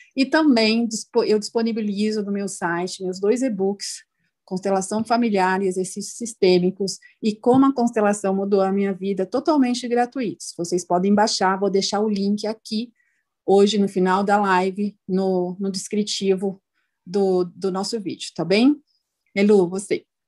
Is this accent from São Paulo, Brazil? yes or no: yes; São Paulo, Brazil; nós que somos de São Paulo